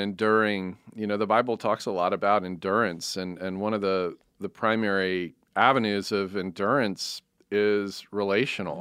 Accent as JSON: {"language": "English", "country": "United States", "said": "I'm American"}